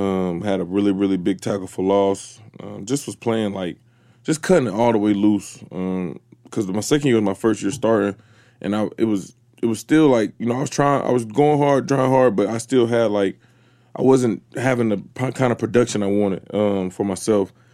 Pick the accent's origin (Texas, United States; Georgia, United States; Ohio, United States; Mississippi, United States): Georgia, United States; Atlanta; when I was from Atlanta